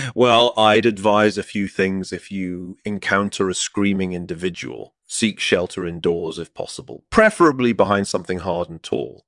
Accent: Scotland, United Kingdom; my hometown in Scotland

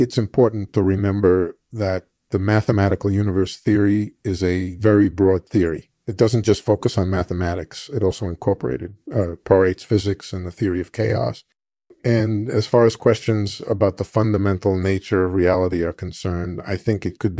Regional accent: Philadelphia, Pennsylvania, United States; I was born in 1946 in Philadelphia, and I grew up in a middle-class family.

